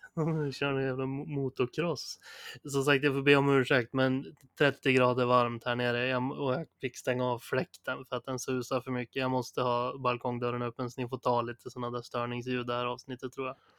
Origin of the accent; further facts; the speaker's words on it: Sundsvall, Västernorrland County, Sweden; vi kommer ju från Sundsvall